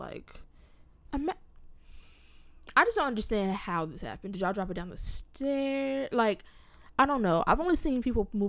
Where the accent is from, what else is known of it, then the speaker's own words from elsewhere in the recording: California, United States; moved away; but I'm also from California.